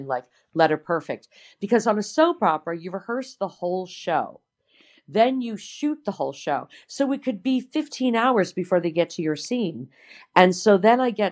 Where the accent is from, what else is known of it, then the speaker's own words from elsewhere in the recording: New York, United States; moved away; I'm from New York.